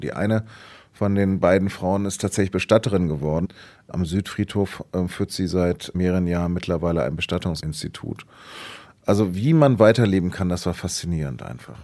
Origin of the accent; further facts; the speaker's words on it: Hanover, Lower Saxony, Germany; moved away; bin dann in meine Heimatstadt Hannover zurückgefahren